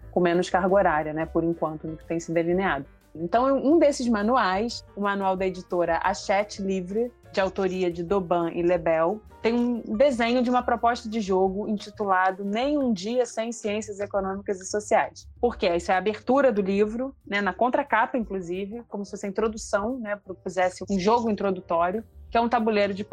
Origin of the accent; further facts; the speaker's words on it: Rio de Janeiro, Brazil; É, bom, eu sou carioca da Vila da Penha, é, sou professora de sociologia, formada pela UFRJ